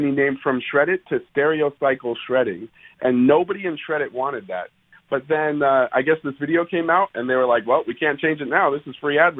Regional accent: Oceanside, California, United States; I'm from Oceanside, California, so over here on the West Coast.

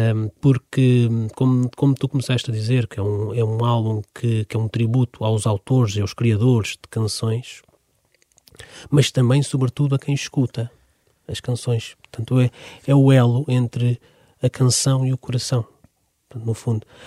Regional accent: Amadora, Lisbon, Portugal; eu cresci precisamente na Amadora

